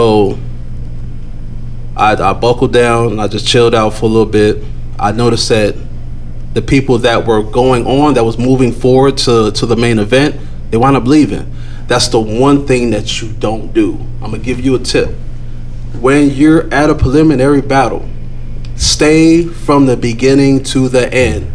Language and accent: English; Chicago, Illinois, United States; I was from Chicago